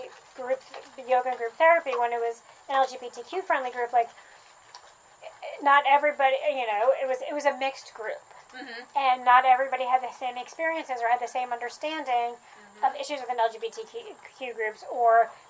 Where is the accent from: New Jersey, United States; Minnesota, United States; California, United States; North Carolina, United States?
New Jersey, United States; now in Athens, United States; I grew up in New Jersey, and I've been in the South longer